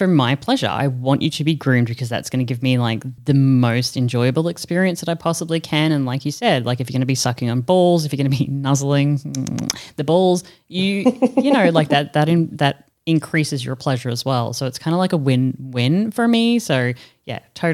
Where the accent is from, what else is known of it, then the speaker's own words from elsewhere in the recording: Australia; moved away as an adult; now in Europe; in comparison to growing up in Australia, in comparison to me now in Europe